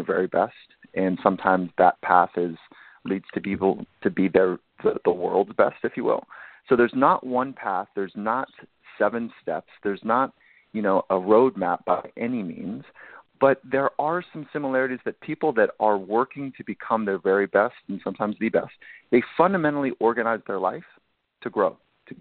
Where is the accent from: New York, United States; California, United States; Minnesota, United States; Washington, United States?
California, United States; Southern; I grew up in Southern California